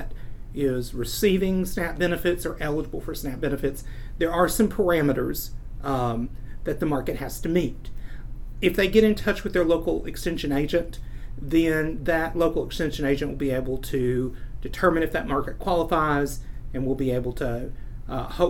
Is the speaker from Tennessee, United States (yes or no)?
yes; Meigs County, Tennessee, United States; I grew up in Meigs County, which was about an hour and a half south of Knoxville